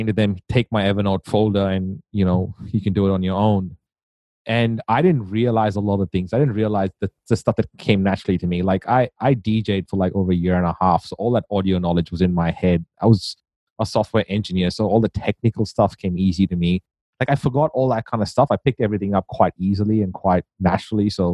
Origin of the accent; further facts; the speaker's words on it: India; moved away; I grew up in India